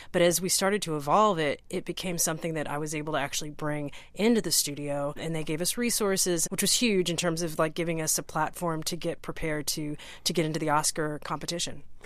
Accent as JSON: {"language": "English", "region": "Texas", "country": "United States", "tie": "born or raised there", "said": "I grew up in Texas"}